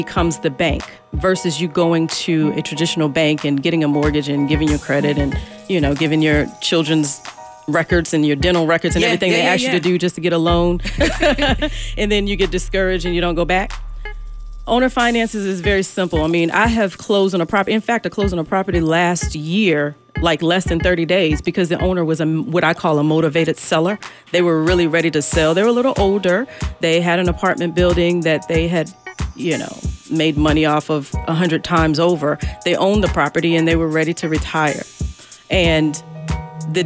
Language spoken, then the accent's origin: English; Chesterfield County, Virginia, United States; I was raised in Chesterfield County